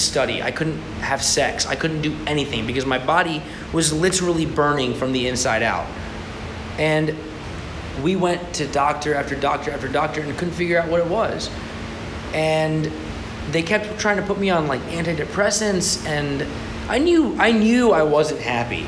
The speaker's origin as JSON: {"language": "English", "country": "United States", "said": "as an American Jew"}